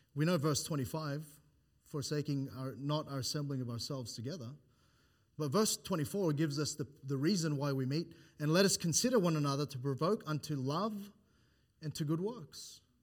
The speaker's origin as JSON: {"language": "English", "country": "Philippines", "moved": "yes", "lives_now": "Australia", "said": "I am Philippine Islands"}